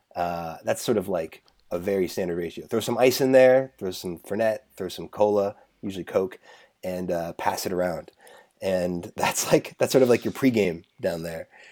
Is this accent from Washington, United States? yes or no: yes; Seattle, Washington, United States; moved away; I'm from Seattle originally